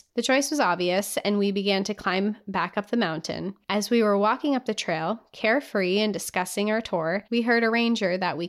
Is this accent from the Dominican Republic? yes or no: no; Utah, United States; I was born and raised in Utah, just 3 or 4 hours away from the Big Five. I grew up going to national parks.